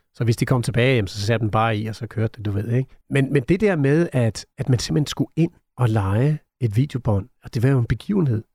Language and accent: Danish; Næstved, Zealand, Denmark; moved away; also born or lived in London; født og opvokset i Næstved